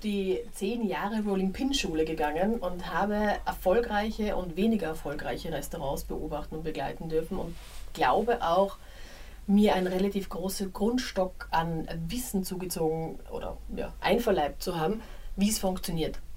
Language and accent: German; Graz, Styria, Austria; now in Berlin, Germany; in meiner Heimatstadt